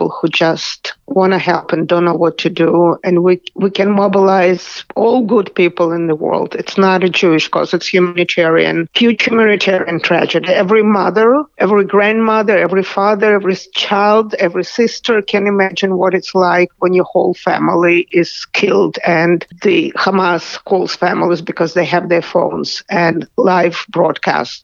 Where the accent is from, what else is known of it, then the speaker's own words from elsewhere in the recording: Kyiv, Ukraine; moved away as an adult; also born or lived in Israel; I was born and lived in Kyiv until I was 19 years old